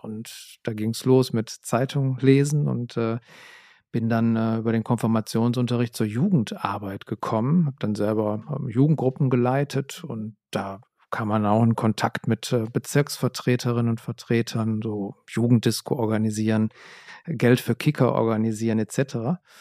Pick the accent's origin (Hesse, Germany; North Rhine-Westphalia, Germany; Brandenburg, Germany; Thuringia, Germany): North Rhine-Westphalia, Germany; Essen; ich bin in Essen zur Schule gegangen und äh, in der Region